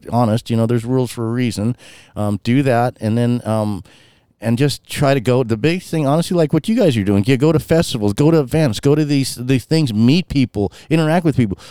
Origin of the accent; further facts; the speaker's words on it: Washington, United States; I'm from Washington State